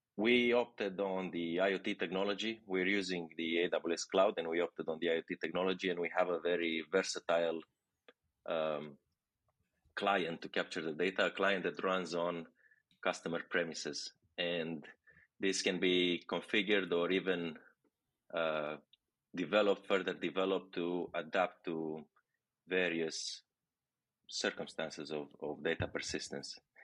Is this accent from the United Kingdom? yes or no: no; Romania; moved away as an adult; now in Barcelona, Spain; I'm from Romania.